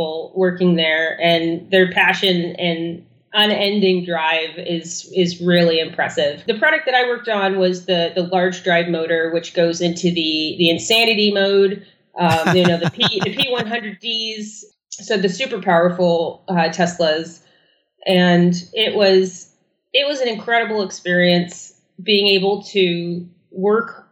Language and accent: English; Germany; moved away; I was born in Germany in the, you know, early 80s